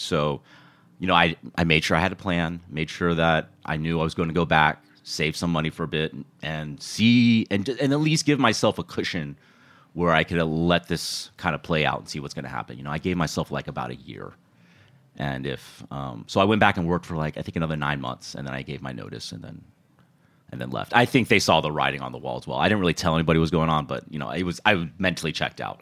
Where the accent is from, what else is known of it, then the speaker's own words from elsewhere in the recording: Houston, Texas, United States; also born or lived in Austin, Texas; now in New York City, United States; I was born in Austin, but, um, my formative years were spent in Houston. So growing up in Houston